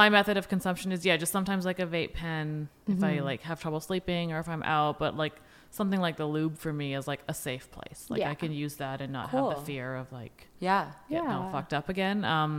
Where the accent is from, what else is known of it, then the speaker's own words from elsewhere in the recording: India; as an Indian woman, like, you know, it's even more crazy for me to be like out here being like, yes, be sexual